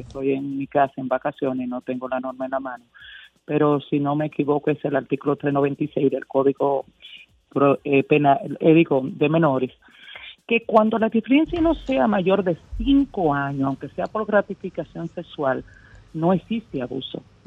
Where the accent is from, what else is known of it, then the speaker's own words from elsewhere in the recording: Sosúa, Puerto Plata, Dominican Republic; yo soy de Sosúa